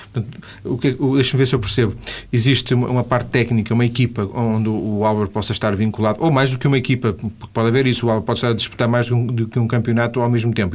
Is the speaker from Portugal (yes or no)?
yes; Vila do Conde, Norte, Portugal; eu sou de Vila de Conde